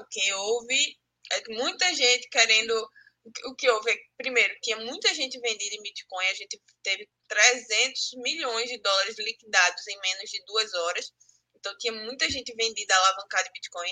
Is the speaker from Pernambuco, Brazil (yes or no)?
yes; Pernambuco, Brazil; eu sou pernambucana, mas minha mãe é cearense